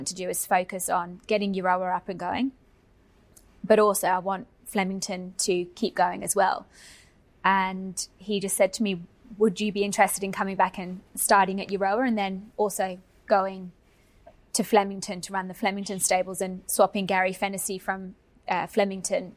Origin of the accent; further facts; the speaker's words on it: England, United Kingdom; now in Australia; I'm English